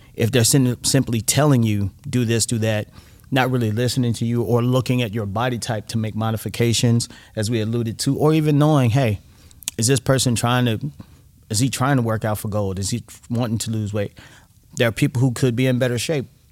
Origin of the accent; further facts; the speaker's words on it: United States; being an American